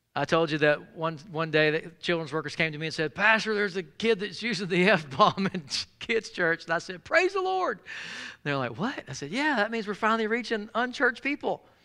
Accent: Jackson, Mississippi, United States; I grew up in South Jackson, Mississippi

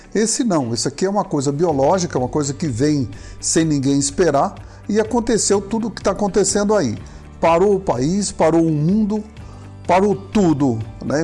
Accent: Brazil; nós que somos brasileiros

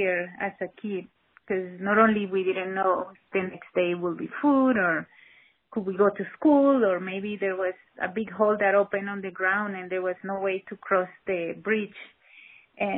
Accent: Caracas, Capital District, Venezuela; We grew up in a very, very poor neighborhood of Caracas, in the inner city of Caracas

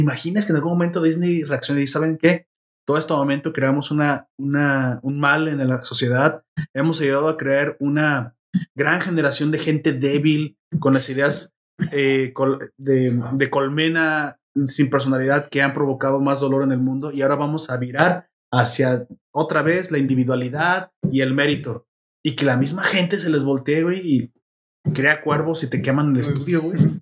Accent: Mexico; Me representa como mexicano

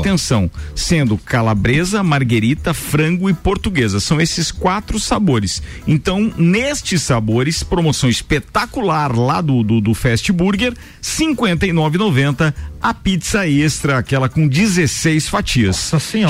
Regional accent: Brazil

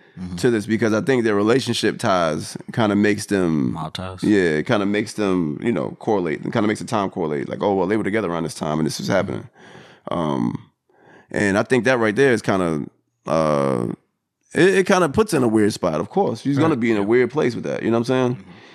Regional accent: New York, United States; I'm originally from New York. I'm from that, you know, I'm not saying I'm from exactly from the city, but I'm from the outskirts of the city.

